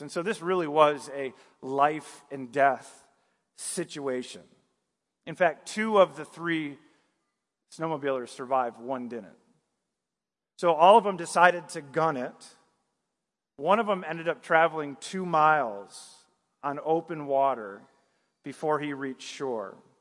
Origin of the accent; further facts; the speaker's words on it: northern Michigan, United States; moved away; also born or lived in the South (US); I, I grew up in Michigan, northern Michigan, so I saw a lot of snow growing up